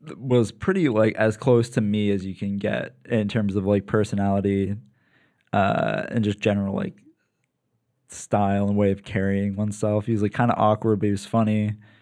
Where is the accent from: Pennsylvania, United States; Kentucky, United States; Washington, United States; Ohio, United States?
Pennsylvania, United States; Lancaster; moved away as an adult; also born or lived in New York; now in San Diego, United States; so they moved to P A when I was like a baby